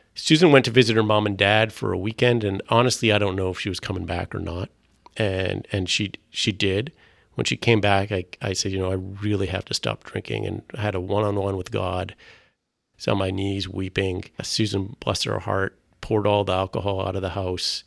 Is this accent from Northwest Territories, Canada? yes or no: no; Vancouver, British Columbia, Canada; first language French; English is a second language; I grew up here in Vancouver